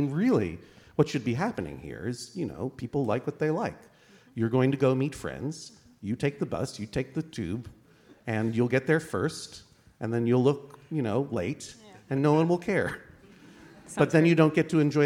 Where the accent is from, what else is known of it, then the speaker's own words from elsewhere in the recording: Boston, Massachusetts, United States; I grew up in Boston, Massachusetts